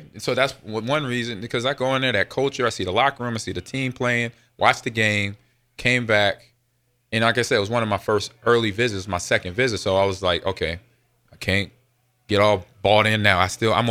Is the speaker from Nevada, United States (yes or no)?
no; Los Angeles, California, United States; moved away; I grew up in Los Angeles, California, Pop Warner football, living between Crenshaw and Dorsey High School.